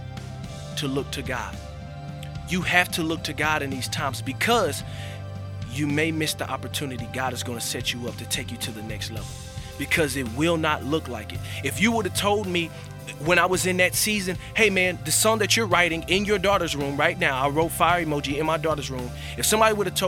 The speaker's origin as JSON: {"language": "English", "region": "Florida", "country": "United States", "tie": "born or raised there", "also_born_or_lived": "Sarasota, Florida", "moved": "as an adult", "said": "my hometown in Florida"}